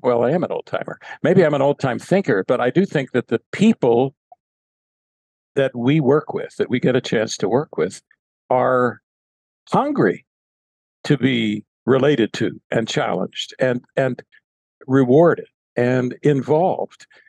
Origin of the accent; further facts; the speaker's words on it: Pittsburgh, Pennsylvania, United States; I grew up in Western Pennsylvania, Pittsburgh, Pennsylvania